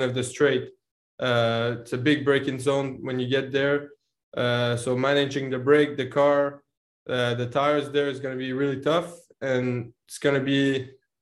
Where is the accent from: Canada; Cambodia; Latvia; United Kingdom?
Canada; now in Montreal, Canada; being Canadian and living in Montreal with some snow there